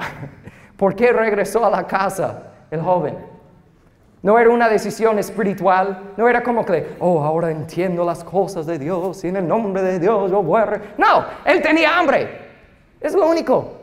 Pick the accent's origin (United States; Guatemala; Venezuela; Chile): United States; Spanish is a second language; moved away; soy gringo y voy aprendiendo el idioma